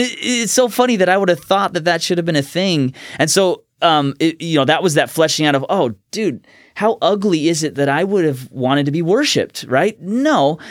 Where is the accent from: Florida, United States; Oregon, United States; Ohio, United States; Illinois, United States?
Oregon, United States; Woodburn; also born or lived in Olympia, Washington / Salem, Oregon / Orange County, California; I was born in Olympia, Washington, but at five, we moved to Woodburn, Oregon, was there, uh, about seven years, and then moved to Salem